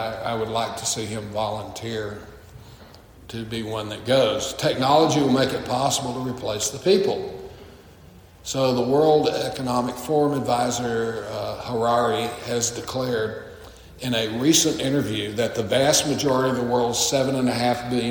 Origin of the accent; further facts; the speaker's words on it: Texas, United States; now in Illinois, United States; I grew up in Texas